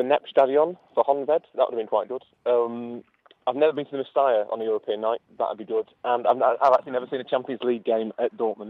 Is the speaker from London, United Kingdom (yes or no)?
no; Yorkshire and the Humber, United Kingdom; I'm from Yorkshire.